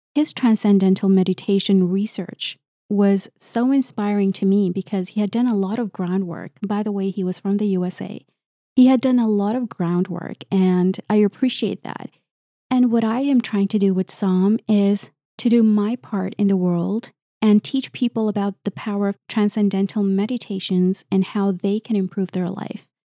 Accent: Canada; I'm a Canadian researcher and engineer

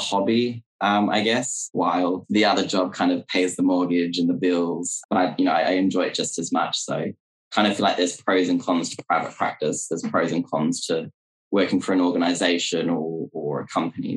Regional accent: Australia; also born or lived in Perth, Western Australia / regional New South Wales / China; Yes, so I'm from Australia. I'm currently based in Perth, which is on the west side

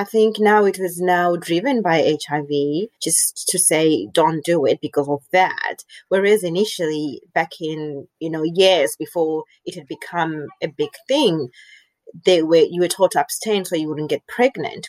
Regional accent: Namibia; moved away as an adult; also born or lived in Zimbabwe / Zambia; now in Australia; I was born in Zimbabwe, but I was raised in Namibia.

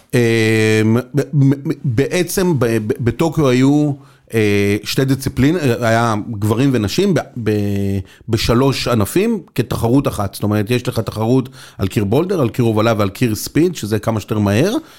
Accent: Be'erot Yitzhak, Central District, Israel; moved away as an adult; also born or lived in Beersheba; גדלתי בקיבוץ ברות יצחק, בקיבוץ דתי, ליד פתח תקווה

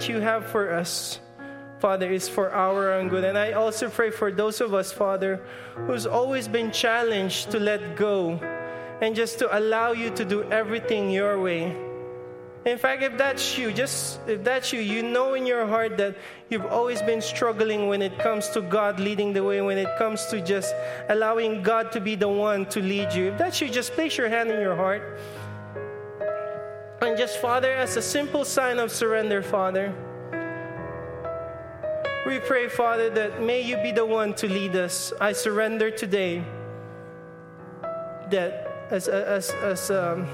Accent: Philippines; I'm Filipino.

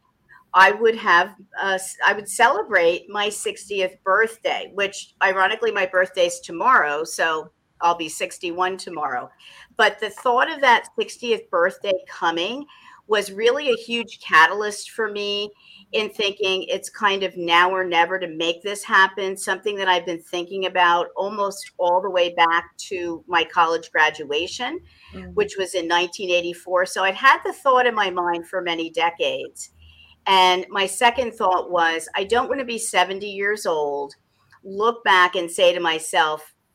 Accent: Wyomissing, Pennsylvania, United States; I'm also a native Berks Countyan. I grew up in Wyomissing

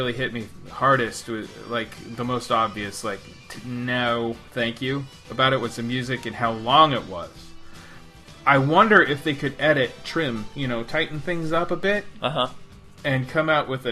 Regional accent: Southern California, United States; moved away; Growing up in Southern California

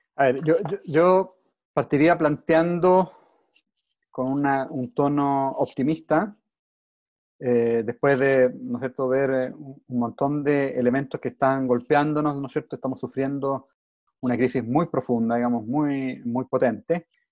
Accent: Chile

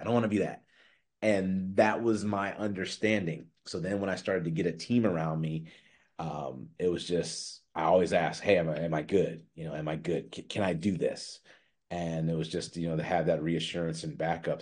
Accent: Chicago, Illinois, United States; I'm from Chicago

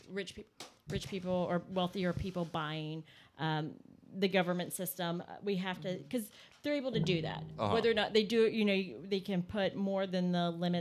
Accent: Shreveport, Louisiana, United States; moved away; I'm originally from Shreveport, Louisiana

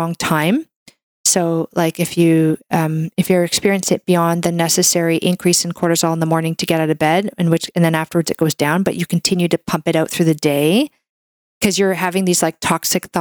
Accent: Canada; I'm a Canadian medical doctor

